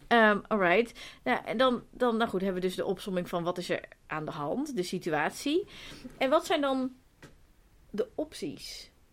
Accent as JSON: {"language": "Dutch", "region": "Zeeland", "country": "Netherlands", "moved": "yes", "lives_now": "Amsterdam, Netherlands", "said": "Ik kom uit Zeeland en mijn familie woont daar nog."}